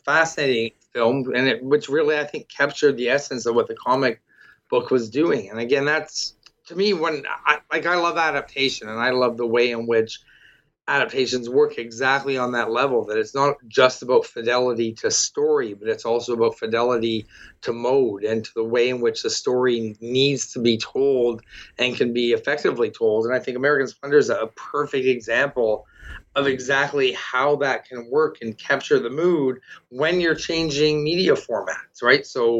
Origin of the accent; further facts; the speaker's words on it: Toronto, Ontario, Canada; I'm from Toronto, and, you know, I'm someone who read the Scott Pilgrim comics going through and looking, and I recognize that spot